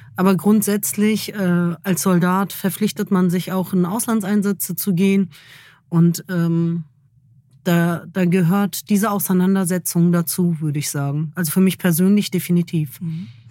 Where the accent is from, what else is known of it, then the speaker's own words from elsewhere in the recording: Germany; ich bin Deutsche